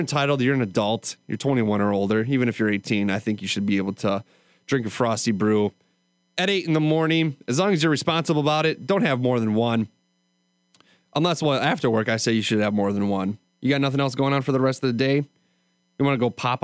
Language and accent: English; Wisconsin, United States; I'm from Wisconsin